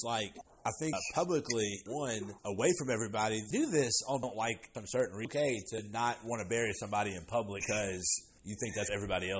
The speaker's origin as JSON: {"language": "English", "town": "Gulfport", "region": "Mississippi", "country": "United States", "tie": "born or raised there", "said": "I was born in Gulfport."}